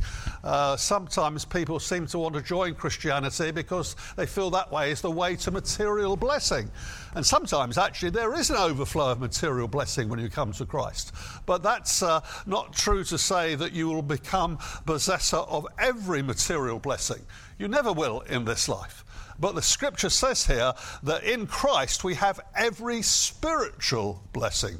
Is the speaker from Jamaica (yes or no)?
no; United Kingdom; I am a British citizen.